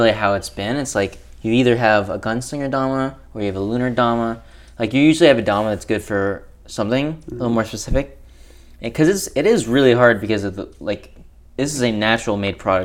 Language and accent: English; Georgia, United States; We're all obviously from Georgia